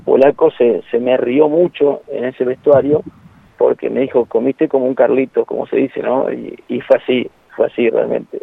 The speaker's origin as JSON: {"language": "Spanish", "country": "Argentina", "said": "somos bravos los argentinos"}